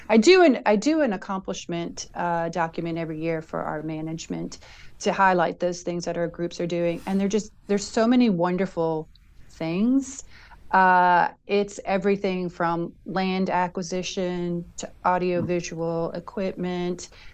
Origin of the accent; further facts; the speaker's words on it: Long Island, New York, United States; I'm actually from Long Island